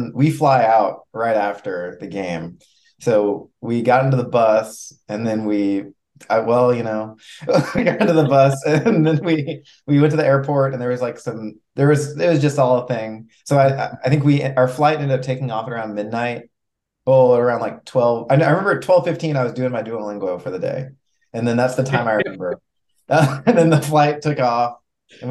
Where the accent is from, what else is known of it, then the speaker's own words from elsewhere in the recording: Houston, Texas, United States; moved away as an adult; now in Baton Rouge, United States; I'm from Houston, also born and raised in Houston.